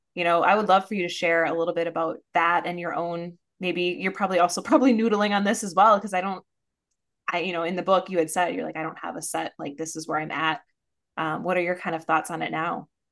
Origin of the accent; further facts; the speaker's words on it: Minnesota, United States; I'm a Minnesotan